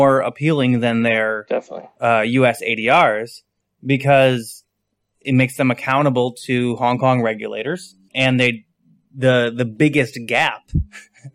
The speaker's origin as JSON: {"language": "English", "region": "west side of Michigan", "country": "United States", "said": "I'm from Michigan. I'm from the west side of Michigan"}